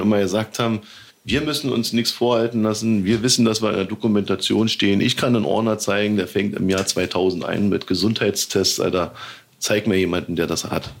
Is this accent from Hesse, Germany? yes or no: no; Berlin, Germany; als Berliner